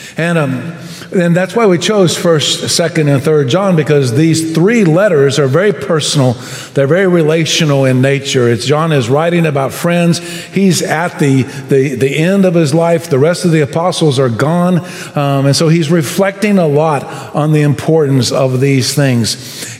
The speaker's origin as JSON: {"language": "English", "country": "United States", "said": "I love being American"}